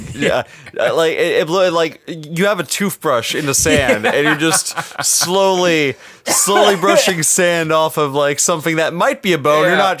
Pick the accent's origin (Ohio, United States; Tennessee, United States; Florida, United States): Florida, United States; Orlando; I grew up in Orlando.